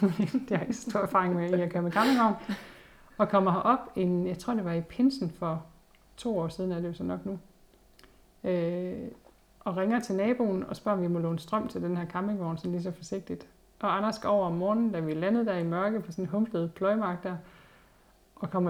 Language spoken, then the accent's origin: Danish; Hundborg, North Denmark Region, Denmark; når jeg selv husker tilbage på min barndom i Hundborg, med, hvor vi boede op i skoven